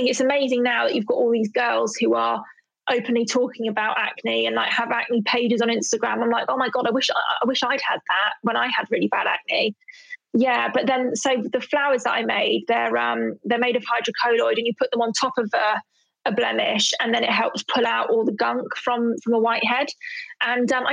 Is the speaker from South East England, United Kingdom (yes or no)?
no; London, United Kingdom; I'm from Southeast London